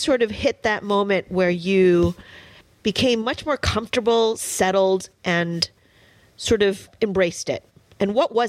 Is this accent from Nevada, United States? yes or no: no; New York City, New York, United States; I am 100% Chinese. My parents were immigrants, and I was born in one of the boroughs of New York City.